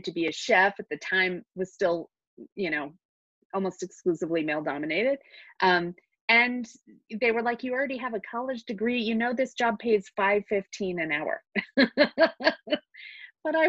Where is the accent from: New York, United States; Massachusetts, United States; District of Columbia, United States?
District of Columbia, United States; D.C.; moved away as an adult; now in Albuquerque, United States; I grew up outside of Washington, D.C.